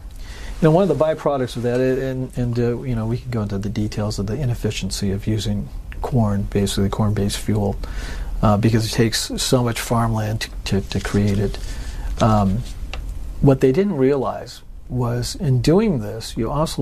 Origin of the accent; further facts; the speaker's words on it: California, United States; moved away; also born or lived in Memphis, Tennessee; I'm from California